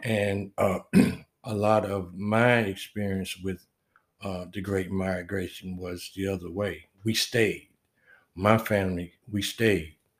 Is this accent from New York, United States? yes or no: no; Wilmington, North Carolina, United States; moved away as an adult; now in Fayetteville, United States; I'm from Wilmington, North Carolina originally, and um, a lot of history through the town that I grew up